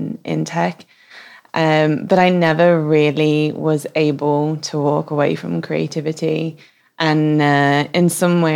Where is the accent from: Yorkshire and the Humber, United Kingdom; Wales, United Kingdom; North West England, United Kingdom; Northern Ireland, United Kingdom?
North West England, United Kingdom; Manchester; moved away as an adult; also born or lived in Paris / Hong Kong / London; now in Oslo, Norway; I grew up in Manchester and I have traveled all around the world. I've lived in Paris, Hong Kong, London.